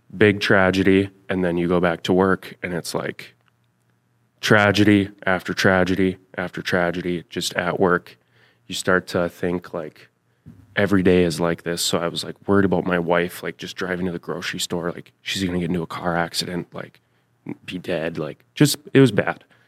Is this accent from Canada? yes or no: no; Thief River Falls, Minnesota, United States; from Thief River Falls, Minnesota.